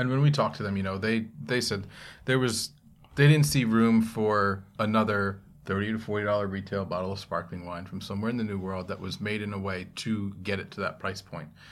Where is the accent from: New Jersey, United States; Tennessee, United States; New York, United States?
New Jersey, United States; Monroe; moved away; also born or lived in Morristown, New Jersey / Bayonne, New Jersey; my parents moved down to Monroe.